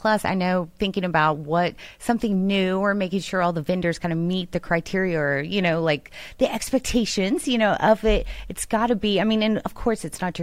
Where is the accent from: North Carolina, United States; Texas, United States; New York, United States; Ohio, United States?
Texas, United States; Houston; as a Houstonian, I grew up in Houston, right in the thick of it.